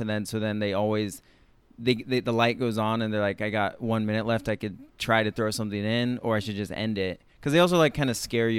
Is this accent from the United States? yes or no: yes; San Luis Obispo, California, United States; now in New York, United States; San Luis Obispo, California.